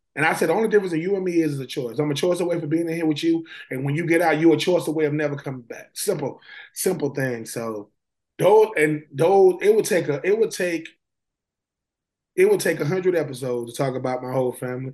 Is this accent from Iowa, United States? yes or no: no; Swainsboro, Georgia, United States; being from a small town like Swainsboro, Georgia